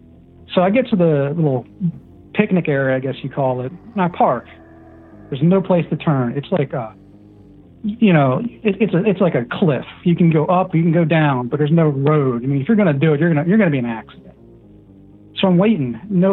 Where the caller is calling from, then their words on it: Pennsylvania, United States; We're in Pennsylvania.